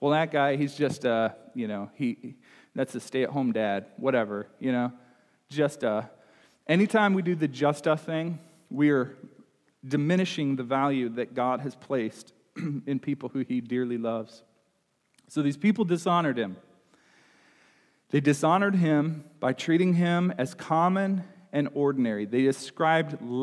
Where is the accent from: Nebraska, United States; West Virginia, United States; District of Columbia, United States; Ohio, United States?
Nebraska, United States; now in Illinois, United States; we say cuss in Nebraska. I think we say curse here in Illinois, but that's I grew up in Nebraska